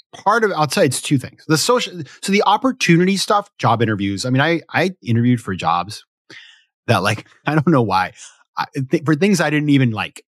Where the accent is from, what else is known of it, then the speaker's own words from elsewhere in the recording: Maine, United States; moved away; also born or lived in New York City; I grew up in Maine, too